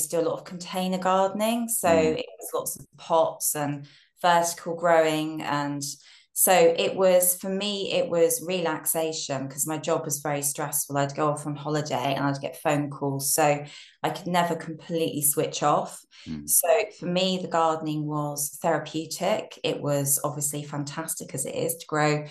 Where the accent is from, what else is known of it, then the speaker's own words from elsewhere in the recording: Brighton, South East England, United Kingdom; moved away; I'm from Brighton originally